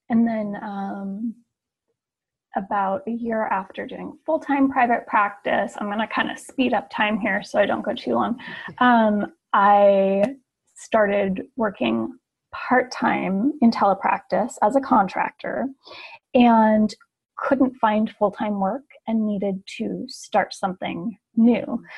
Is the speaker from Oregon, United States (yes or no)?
yes; Portland, Oregon, United States; now in Ashland, United States; I am originally from Portland, Oregon